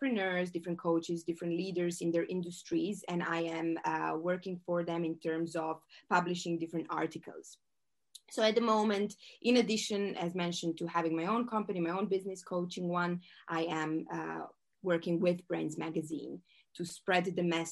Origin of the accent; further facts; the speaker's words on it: Croatia; moved away as an adult; also born or lived in Switzerland; I am from Croatia. This is a small country